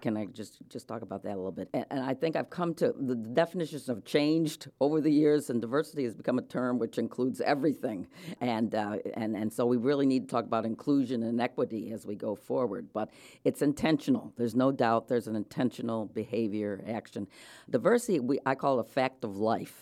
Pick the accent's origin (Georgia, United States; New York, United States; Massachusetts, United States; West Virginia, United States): New York, United States; Rochester; moved away; also born or lived in Delaware / Connecticut; I was born in Rochester, New York, to an Episcopal minister and, uh, a wife